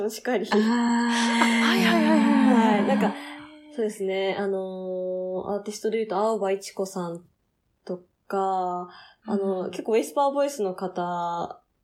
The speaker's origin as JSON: {"language": "Japanese", "area": "near Sapporo", "region": "Hokkaido", "country": "Japan", "tie": "born or raised there", "said": "札幌なんかすごい実家近かった"}